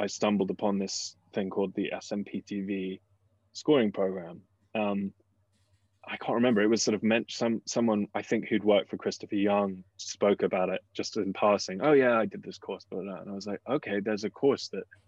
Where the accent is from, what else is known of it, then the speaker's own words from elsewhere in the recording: England, United Kingdom; moved away as an adult; when you come from England, where at the time it was pretty cheap to go to undergrad